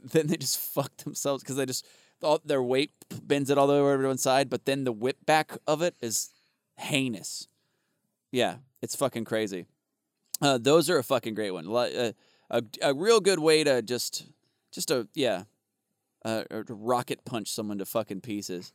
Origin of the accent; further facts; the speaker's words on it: Arizona, United States; I grew up in Arizona